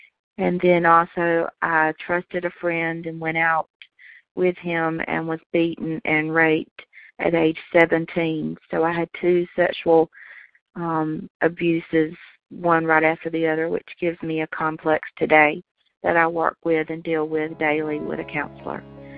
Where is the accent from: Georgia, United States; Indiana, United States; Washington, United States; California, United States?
Georgia, United States; Hi, I'm from Georgia